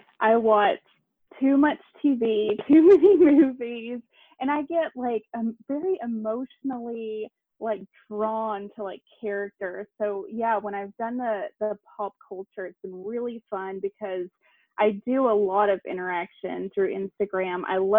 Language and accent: English; Tennessee, United States; now in Savannah, United States; I'm from East Tennessee.